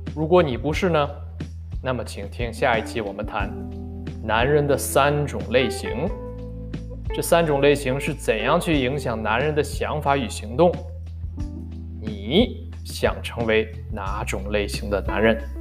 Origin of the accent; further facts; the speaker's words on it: northern China, China; 尤其作为北方人